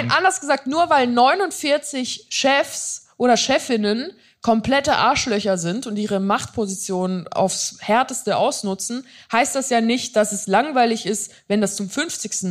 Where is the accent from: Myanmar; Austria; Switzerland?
Switzerland; ich bin eine Schweizerin